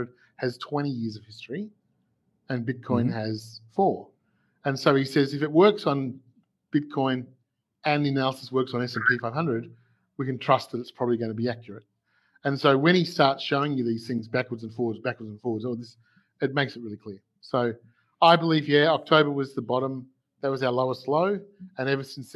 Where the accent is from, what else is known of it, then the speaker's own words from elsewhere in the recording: Melbourne, Victoria, Australia; I'm from Melbourne, Australia